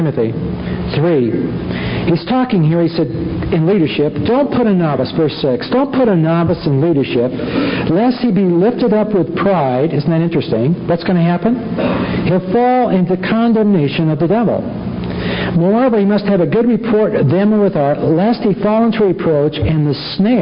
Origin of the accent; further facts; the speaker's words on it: Los Angeles, California, United States; I grew up in Los Angeles